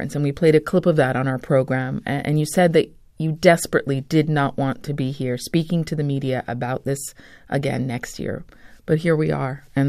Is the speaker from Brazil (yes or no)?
no; Vancouver, British Columbia, Canada; I grew up in Vancouver